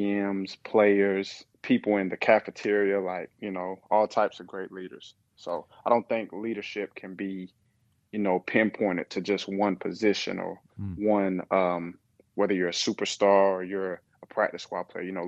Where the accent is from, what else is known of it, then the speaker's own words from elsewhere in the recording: Kingsport, Tennessee, United States; moved away as an adult; also born or lived in Nashville, Tennessee; now in Charlotte, United States; I'm from Kingsport, Tennessee